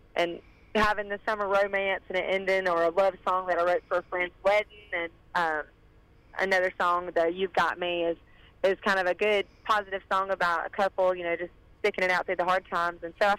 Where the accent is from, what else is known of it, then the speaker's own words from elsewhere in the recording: Northeast Georgia near Athens, United States; I'm from Northeast Georgia near Athens